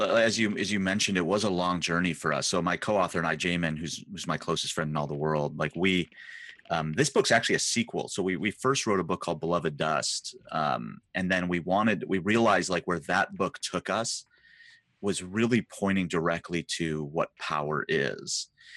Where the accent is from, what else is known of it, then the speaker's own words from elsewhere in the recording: Midwest, United States; It's actually one of the few places in Southern California that reminds me of where I'm from the Midwest